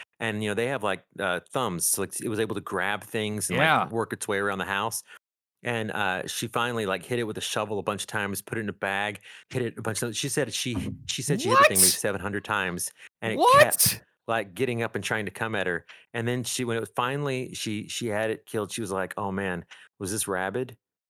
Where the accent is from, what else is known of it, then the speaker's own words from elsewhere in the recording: Texas, United States; one was growing up in Texas.